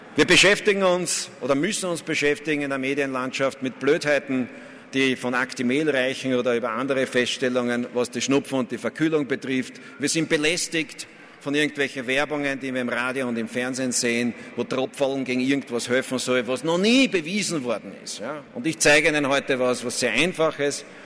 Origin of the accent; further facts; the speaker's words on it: Vienna, Austria; als Wiener